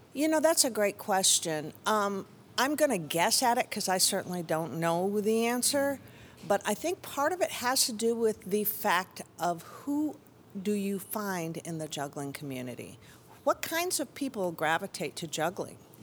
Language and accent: English; Chicago, Illinois, United States; also born or lived in Tucson, Arizona; now in Austin, United States; I'm from Chicago area and lived a few years in Tucson, but I've been here since nineteen eighty-five